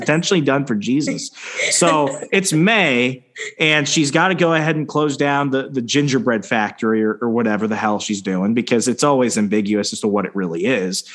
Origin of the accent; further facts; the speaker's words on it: Arizona, United States; also born or lived in Virginia; now in Wisconsin, United States; I'm from Arizona